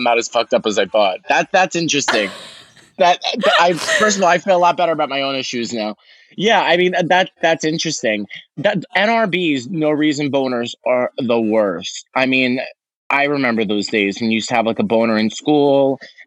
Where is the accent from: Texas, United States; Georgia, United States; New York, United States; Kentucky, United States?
New York, United States; New York City; moved away as an adult; now in Los Angeles, United States; Staten Island, which is my hometown